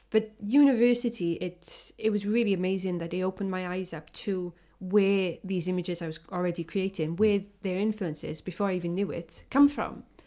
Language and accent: English; Welsh, Wales, United Kingdom; I'm a Welsh, um, photographer or artist that uses photography